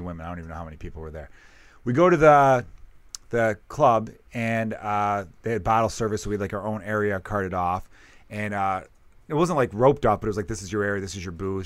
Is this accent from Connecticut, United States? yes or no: no; Chicago, Illinois, United States; I grew up in Chicago